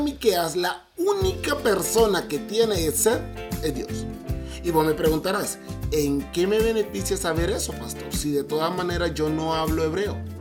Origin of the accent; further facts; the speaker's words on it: Honduras; moved away as an adult; now in Mexico; Yo soy hondureño, es más, soy 100% catracho, pero casi llevo 7 años viviendo en México